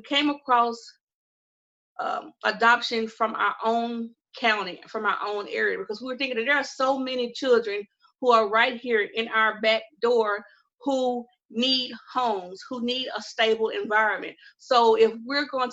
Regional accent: Mississippi, United States; I'm from the good old southern state of Mississippi

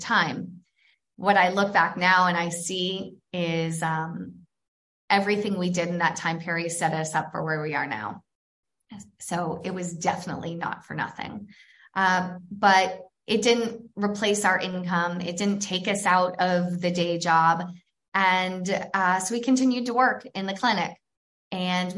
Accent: New Hampshire, United States; also born or lived in Atlanta, Georgia / California; now in Florence, Italy; I'm from New Hampshire

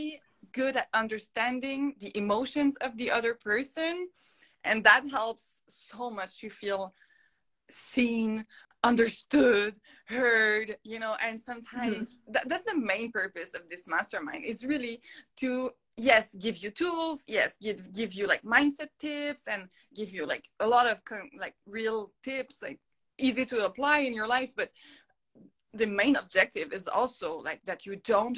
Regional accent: Montreal, Quebec, Canada; first language French; English is a second language; my first language is French. Like you maybe can hear my little accent. I am from Montreal

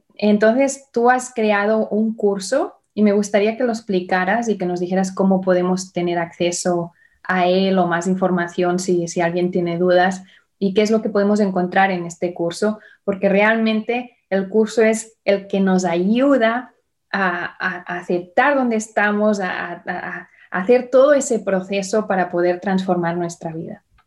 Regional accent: Barcelona, Catalonia, Spain; now in United States; de donde yo vengo, yo nací en Barcelona

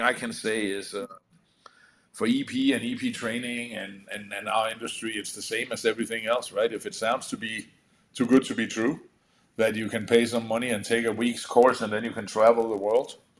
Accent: Denmark; moved away; I come from Europe where um, you actually have in uh, Denmark where you actually have to have an education called uh, an adult educator

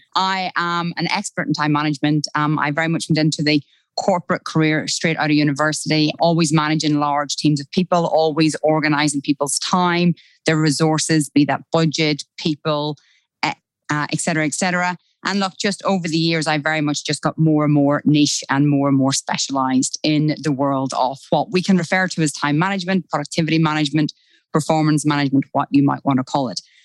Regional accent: Ireland; accent: Irish; moved away as an adult; now in Australia; I actually don't hear my Irish accent

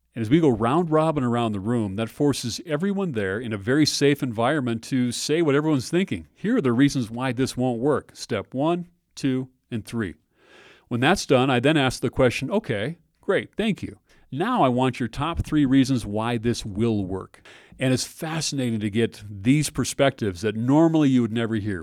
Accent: Minnesota, United States; I grew up in Minnesota

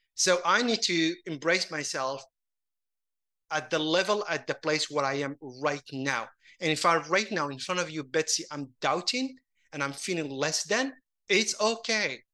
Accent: Casablanca, Casablanca-Settat, Morocco; moved away; I grew up in Casablanca

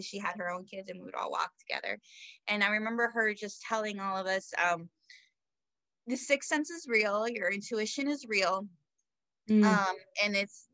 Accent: South Florida, United States; now in Central Florida, United States; I am originally from South Florida. I'm now in Central Florida, although I moved around a little bit, but I'm back

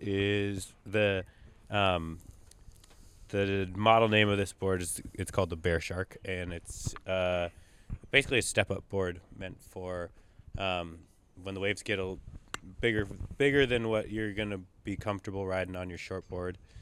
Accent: Northern California, United States; growing up in Northern California

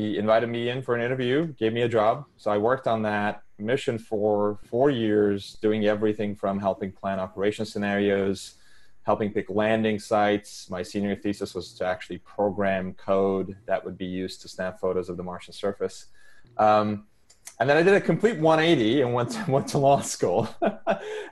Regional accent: Istanbul, Turkey; English is a second language; moved away as an adult; I was born and raised in Istanbul, Turkey. I lived there until I was 17.

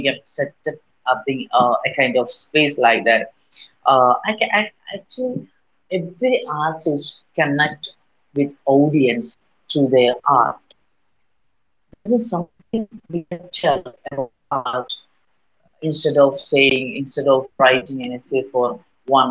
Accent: Kerala, India; I'm from Kerala, India

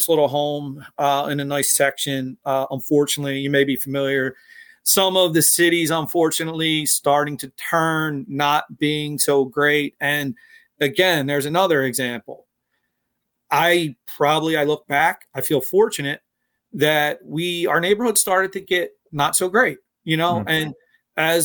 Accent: Philadelphia, Pennsylvania, United States; I was born and raised in Philadelphia. I grew up in a neighborhood called Fishtown.

